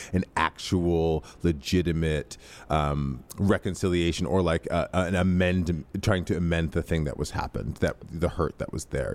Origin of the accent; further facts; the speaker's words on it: Midwest, United States; I grew up in the Midwest